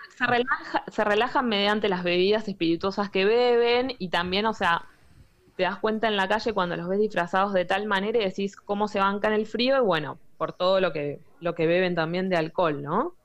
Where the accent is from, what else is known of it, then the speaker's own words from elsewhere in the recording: Argentina; now in Germany; nosotros como argentinos